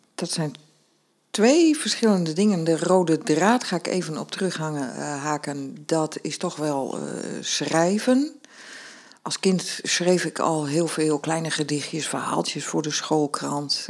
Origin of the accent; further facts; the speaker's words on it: northern Netherlands, Netherlands; als Noorderling zei ik